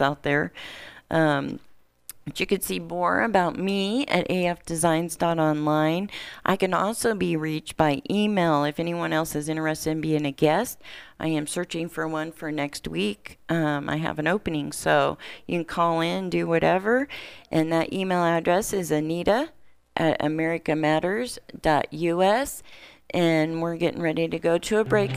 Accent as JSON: {"language": "English", "town": "Warsaw", "region": "Indiana", "country": "United States", "tie": "born or raised there", "moved": "yes", "said": "my hometown, Warsaw"}